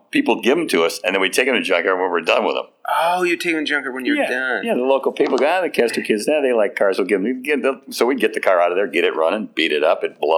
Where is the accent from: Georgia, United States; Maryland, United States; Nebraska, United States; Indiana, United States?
Indiana, United States; Beverly Shores; I grew up on the beach, about a quarter mile from Lake Michigan. Uh, people ask me, I was from Indiana. Was I a farm right now? I was, I was a beach bum.